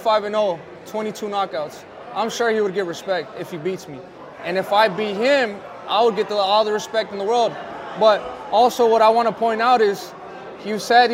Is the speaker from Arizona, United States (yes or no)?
yes; Phoenix, Arizona, United States; It's in front of my hometown. I'm fighting for a belt in Phoenix, Arizona